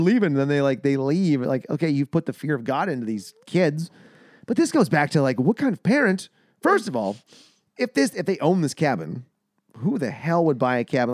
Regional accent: Canada; We're Canadian.

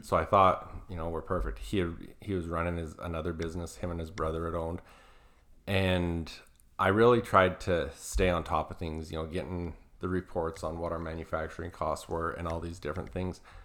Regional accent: Southern Alberta, Canada; I'm originally from Canada, Southern Alberta

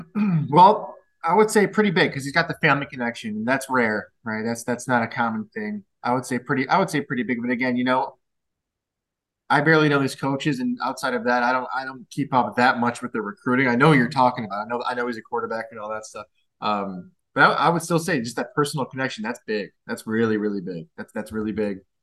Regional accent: Glen Ellyn, Illinois, United States; I'm from Glen Illinois

